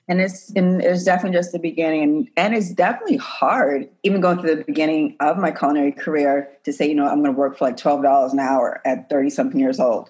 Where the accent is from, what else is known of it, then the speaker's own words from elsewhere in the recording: New York City, New York, United States; I grew up in the Bronx in New York